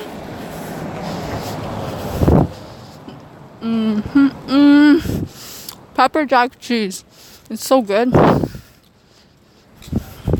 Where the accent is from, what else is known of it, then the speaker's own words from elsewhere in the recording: Covina, California, United States; I'm from Covina